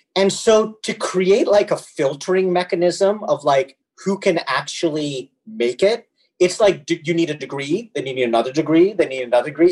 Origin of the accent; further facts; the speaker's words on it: New Delhi, Delhi, India; also born or lived in Canada; now in United States; I was born in New Delhi, and um, you know I my I had the classic kind of area where my father was working there, my mom was working, and I was very much raised by my grandmother um, over the first few years of my life